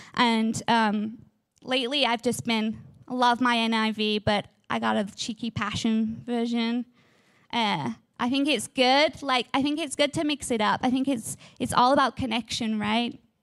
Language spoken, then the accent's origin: English; England, United Kingdom; I am from England. I have this amazing, beautiful accent, and in England, we love our gardens.